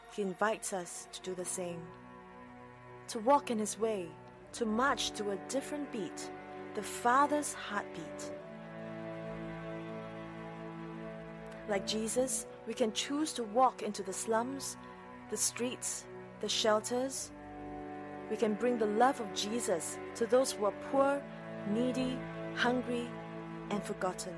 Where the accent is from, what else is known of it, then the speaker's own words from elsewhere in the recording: Singapore; I was born in Singapore.